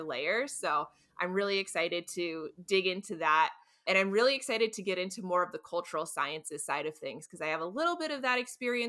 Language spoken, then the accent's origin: English; North Carolina, United States; I grew up in North Carolina near the Appalachian Mountains